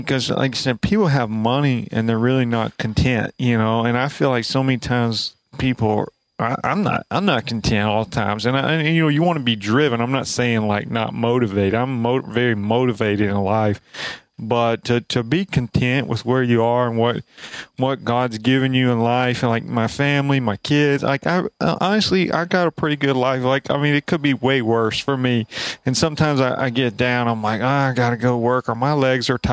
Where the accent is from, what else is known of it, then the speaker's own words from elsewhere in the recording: Alabama, United States; we're both from Alabama